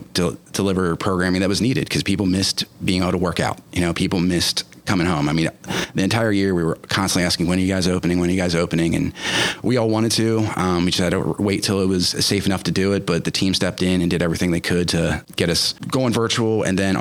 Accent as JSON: {"language": "English", "area": "Eastern Shore", "region": "East Coast", "country": "United States", "tie": "born or raised there", "also_born_or_lived": "Midwest / Columbia, Missouri", "lives_now": "Baltimore, United States", "said": "I grew up on the East Coast, so like I was more accustomed to the faster pace society"}